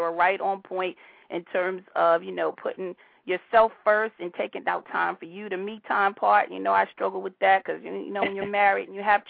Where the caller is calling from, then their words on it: Highland Park, New Jersey, United States; I'm calling from Highland Park, New Jersey.